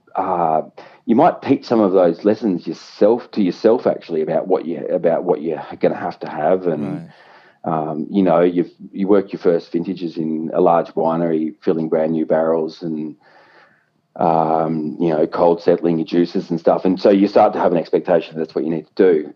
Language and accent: English; Yarra Glen, Victoria, Australia; I grew up in Yarra Glen